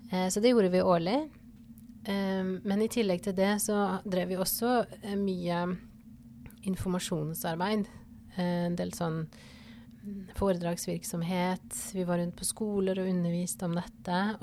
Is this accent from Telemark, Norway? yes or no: yes; Porsgrunn, Telemark, Norway; moved away as an adult; also born or lived in Ålesund / Bergen; now in Fidjåsen, Norway; man kan jo høre på dialekta at jeg ikke er herfra. Jeg er fra Porsgrunn, men jeg har bodd altså jeg tror det ble totalt 18 år på Vestlandet.